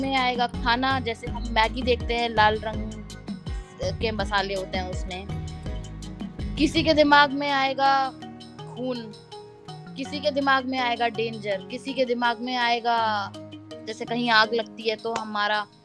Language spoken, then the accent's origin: Hindi; Noida, Uttar Pradesh, India; मैं नोएडा से हूँ तो जामिया में पढ़ना ज़्यादा बेटर लगा क्योंकि घर के पास है